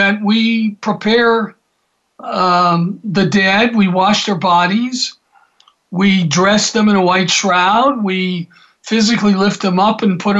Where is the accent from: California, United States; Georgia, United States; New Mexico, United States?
Georgia, United States; Atlanta; when I was growing up in Atlanta